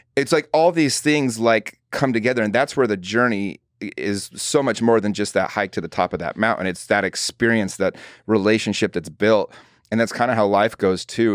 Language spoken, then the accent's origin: English; Utah, United States; I grew up in Utah